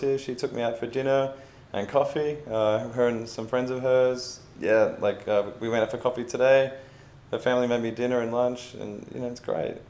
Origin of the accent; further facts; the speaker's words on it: Melbourne, Victoria, Australia; I'm, myself, I'm from Melbourne